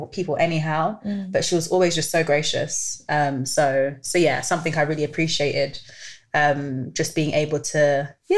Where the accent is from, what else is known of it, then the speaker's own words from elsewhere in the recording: London, United Kingdom; I'm from North London. And well, now I don't live in North London anymore, but I used to live in North London, Tottenham.